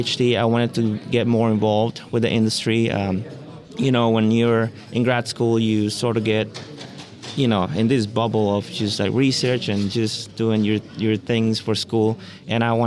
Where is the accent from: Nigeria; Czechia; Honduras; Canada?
Honduras; moved away as an adult; also born or lived in Costa Rica / Texas / California; now in Davis, United States; I am from Honduras originally. I was born and raised there